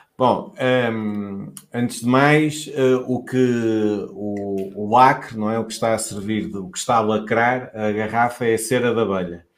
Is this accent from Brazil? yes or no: no; Douro, Portugal; also born or lived in Vinho Verde region (Minho); now in Vinho Verde region, Portugal; não sou desta região, sou, sou do Douro e instalei-me aqui